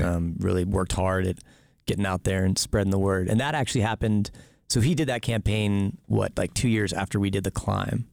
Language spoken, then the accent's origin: English; South Texas, United States; moved away as an adult; also born or lived in Amherst, Massachusetts; now in Boise, United States; I grew up in South Texas